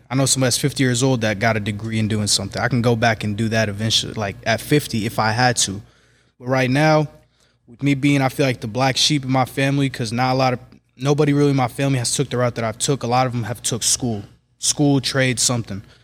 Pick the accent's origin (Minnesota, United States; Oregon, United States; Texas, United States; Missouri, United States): Missouri, United States; Kansas City; Kansas City, born and raised in Kansas City, Missouri, twenty-three years old